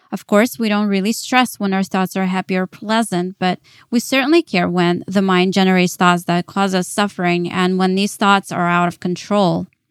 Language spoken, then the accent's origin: English; Dallas, Texas, United States; moved away as an adult; also born or lived in Kyiv, Ukraine; now in New York, United States; I was born in Kyiv, Ukraine. Later, my family moved to Dallas, Texas, and that is where I grew up as a teenager